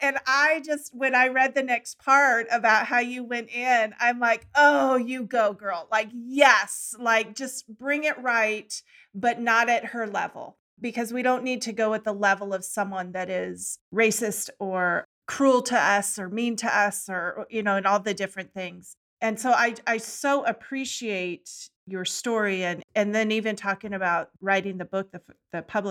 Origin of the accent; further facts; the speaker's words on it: California, United States; I grew up in California as well